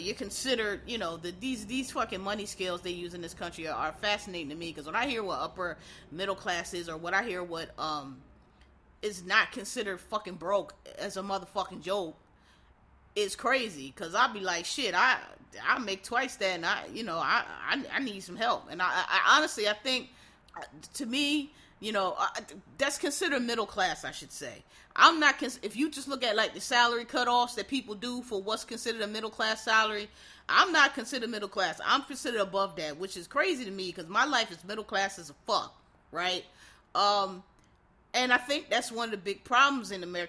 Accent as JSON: {"language": "English", "town": "Philadelphia", "region": "Pennsylvania", "country": "United States", "also_born_or_lived": "Maryland / Washington, D.C.", "moved": "as an adult", "said": "I'm from Philadelphia, which actually is still, to this day, a pretty cheap area."}